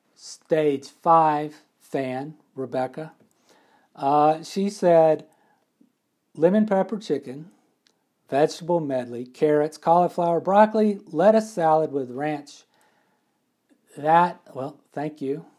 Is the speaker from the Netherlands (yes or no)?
no; McComb, Mississippi, United States; moved away; I am from Mississippi